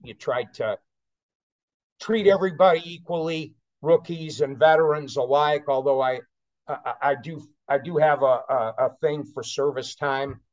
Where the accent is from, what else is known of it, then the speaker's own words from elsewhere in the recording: California, United States; moved away; I grew up in California, so I've got a I've got California roots